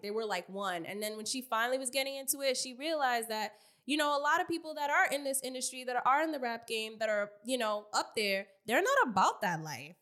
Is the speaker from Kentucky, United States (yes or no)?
no; New York City, New York, United States; I'm from Queens, motherfucking New York, Southside Jamaica, Queens